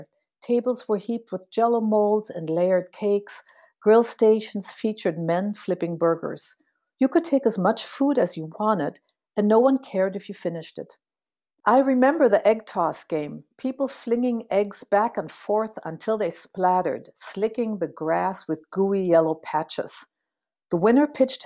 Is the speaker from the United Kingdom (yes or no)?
no; Berlin, Germany; also born or lived in St. Paul, Minnesota, United States; now in United States; Growing up in Berlin